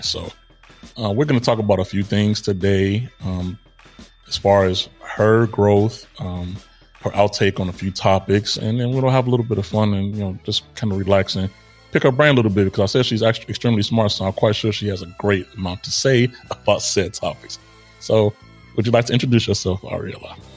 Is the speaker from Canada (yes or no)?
no; Israel; moved away; growing up in Israel, which I did partially as well